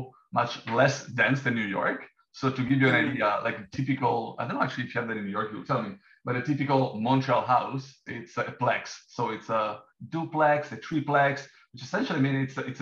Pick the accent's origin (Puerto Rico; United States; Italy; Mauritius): Italy; Rome, Lazio; moved away as an adult; now in Canada; I'm also coming from Rome. We both studied in Rome at University of Architecture